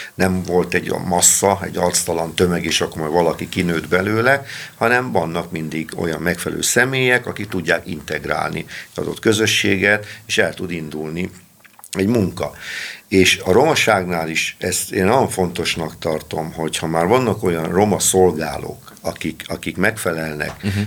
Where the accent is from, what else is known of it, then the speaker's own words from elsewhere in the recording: Balassagyarmat, Nógrád, Hungary; én gyarmati származású vagyok, ismer mindenki, főleg a romák